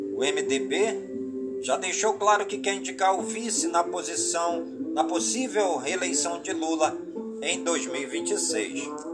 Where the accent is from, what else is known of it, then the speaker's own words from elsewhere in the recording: Careiro da Várzea, Amazonas, Brazil; minha cidade natal, onde eu nasci, né? Nasci no Careiro da Várzea